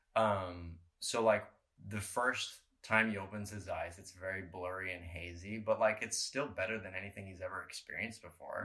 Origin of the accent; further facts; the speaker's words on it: Colorado, United States; we grew up in Colorado. Obviously, we we hiked a lot of mountains.